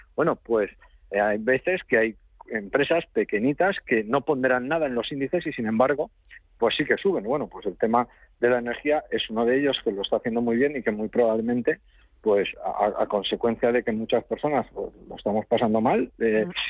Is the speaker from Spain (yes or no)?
yes; Spain; somos los españoles